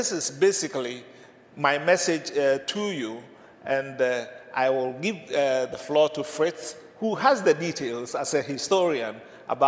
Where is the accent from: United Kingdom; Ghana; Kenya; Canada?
Ghana; moved away; where I come from originally, I come from Ghana, you know, where the Ashantis are.